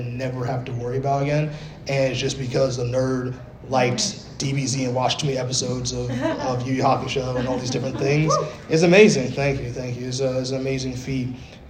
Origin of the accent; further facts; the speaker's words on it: Bronx, New York, United States; Cause you know, I was born in the Bronx, New York, yes, BX in the building all day. And but we lived in like the when I say we lived in the gutter, you might as well have been the gutter.